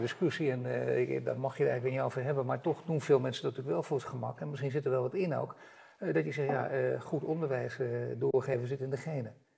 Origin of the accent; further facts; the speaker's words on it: Netherlands; daar zijn wij Nederlanders ook belangrijk